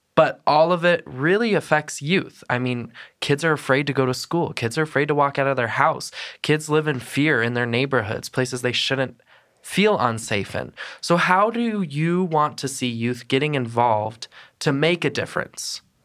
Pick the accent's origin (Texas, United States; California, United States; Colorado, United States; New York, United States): Colorado, United States; I tell people I'm from Colorado